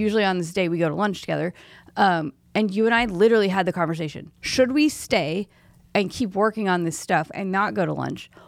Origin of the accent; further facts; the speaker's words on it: Oklahoma, United States; I'm from Oklahoma.